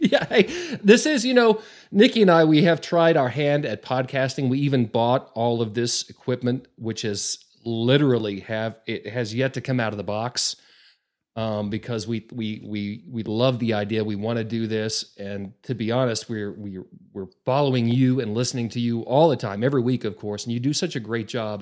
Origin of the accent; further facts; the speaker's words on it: Borger, Texas, United States; now in Amarillo, United States; I grew up in Borger, and so to me, as a small town kid